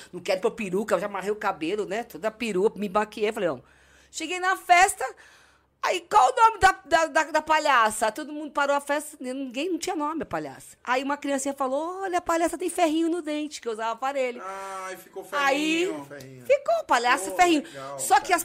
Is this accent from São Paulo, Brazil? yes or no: yes; Santos, São Paulo, Brazil; Eu nasci em Santos. É, eu sou santista